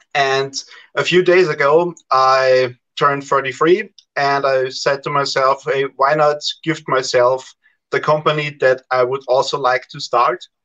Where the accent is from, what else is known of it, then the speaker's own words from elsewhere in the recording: Austria; I'm from Austria, so Central Europe.